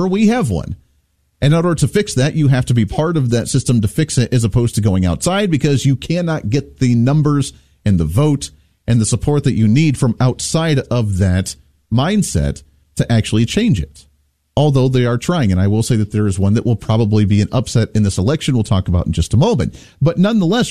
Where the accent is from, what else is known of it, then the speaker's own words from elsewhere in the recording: Ohio, United States; growing up in Ohio in that area